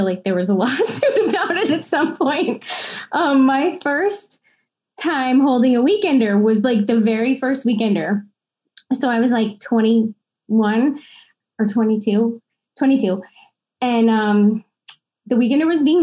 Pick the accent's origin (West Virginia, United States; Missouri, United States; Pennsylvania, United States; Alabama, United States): Pennsylvania, United States; Hazleton; moved away; also born or lived in Wilkes-Barre / Philadelphia; as a kid, I mean, I was from Hazleton